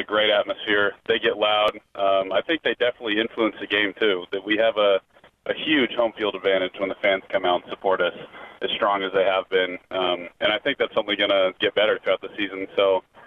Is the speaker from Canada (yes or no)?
no; Lincoln, Nebraska, United States; I grew up in Lincoln